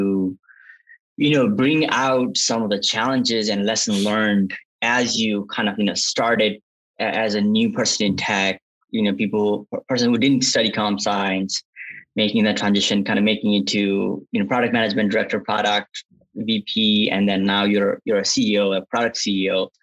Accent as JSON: {"language": "English", "region": "western Nepal", "country": "Nepal", "tie": "born or raised there", "also_born_or_lived": "Kathmandu, Nepal", "moved": "as an adult", "lives_now": "United States", "said": "I grew up in Nepal in a small town called Budol. It's the western part of Nepal"}